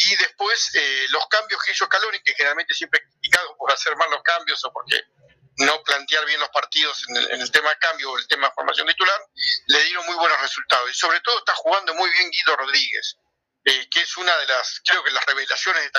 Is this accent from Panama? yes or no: no; Ecuador; cuerpo de jugador es alto como soy ecuatoriano